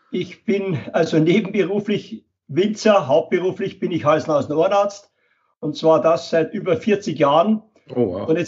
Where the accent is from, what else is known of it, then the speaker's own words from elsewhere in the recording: Linz, Upper Austria, Austria; now in Regensburg, Germany; Und ich bin von der Donau, von Linz nach Regensburg gekommen, denn ich habe meine Frau kennengelernt in Innsbruck beim Studium.